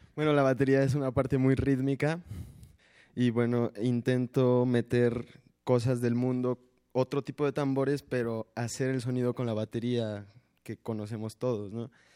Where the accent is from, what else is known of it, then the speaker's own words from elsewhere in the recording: Chihuahua, Mexico; Chihuahua, mi tierra natal